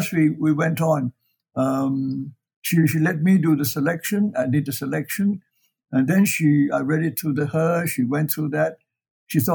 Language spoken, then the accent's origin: English; Ipoh, Perak, Malaysia; also born or lived in China; I grew up in Malaya, in Ipoh, and how I went to China, and why I came back